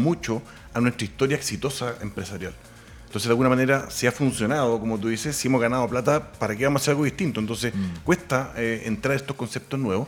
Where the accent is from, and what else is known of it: Chile